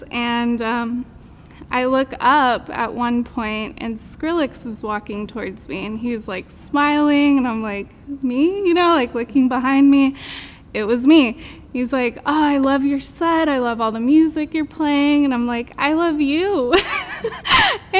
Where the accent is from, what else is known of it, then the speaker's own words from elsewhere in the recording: San Antonio, Texas, United States; moved away as an adult; also born or lived in Austin / Los Angeles; I am originally from San Antonio, moved up to Austin to DJ